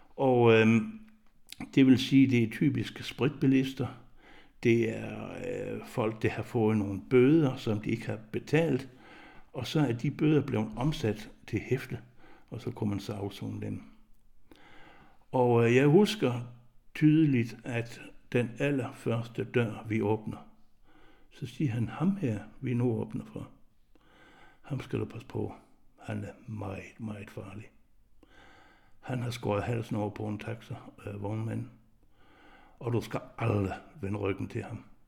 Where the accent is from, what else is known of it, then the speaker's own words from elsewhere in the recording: Southern Jutland, Southern Denmark, Denmark; moved away as an adult; jeg er jo født og opvokset i Sønderjylland